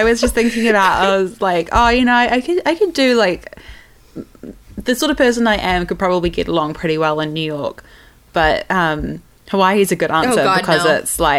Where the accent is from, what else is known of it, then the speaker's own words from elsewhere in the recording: New Zealand; as a Kiwi.